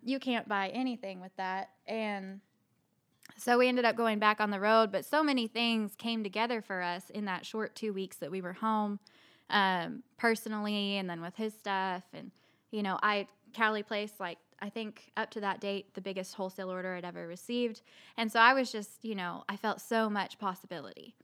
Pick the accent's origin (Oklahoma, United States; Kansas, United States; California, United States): Oklahoma, United States; Bartlesville; moved away as an adult; also born or lived in Tucson, Arizona / Frisco, Texas; now in Pawhuska, United States; we're both from Bartlesville